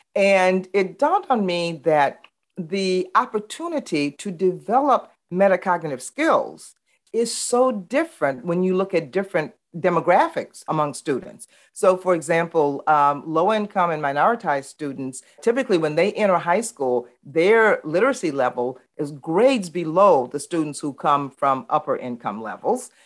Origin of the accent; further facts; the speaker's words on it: Baton Rouge, Louisiana, United States; growing up in the Jim Crow South, where Baton Rouge was very, very segregated, and I actually integrated Glen Oaks High School